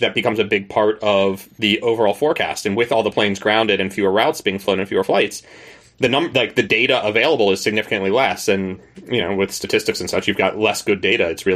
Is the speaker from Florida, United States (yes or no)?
yes; North Florida, United States; moved away as an adult; I grew up in North Florida in, you know, the swamps that there